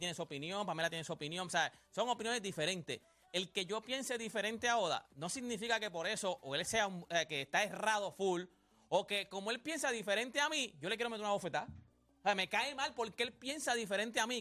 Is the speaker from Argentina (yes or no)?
no; Puerto Rico; somos parte de los Estados Unidos. Nosotros quisimos construir como si fuéramos un estado de los Estados Unidos. Nosotros somos una isla, somos muy pequeños